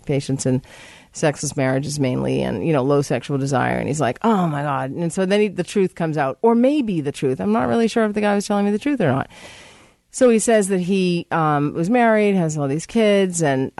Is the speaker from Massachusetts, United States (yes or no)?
yes; Massachusetts, United States; moved away; I'm from Massachusetts